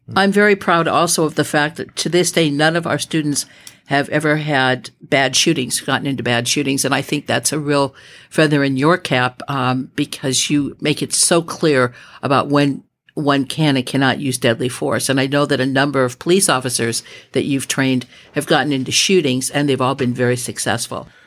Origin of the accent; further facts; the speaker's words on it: Midwest, United States; moved away as an adult; also born or lived in Los Angeles, California; I was raised in the Midwest